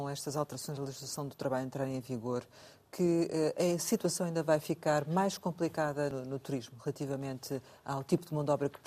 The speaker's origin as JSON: {"language": "Portuguese", "town": "Covilhã", "region": "Centro", "country": "Portugal", "tie": "born or raised there", "said": "A minha terra."}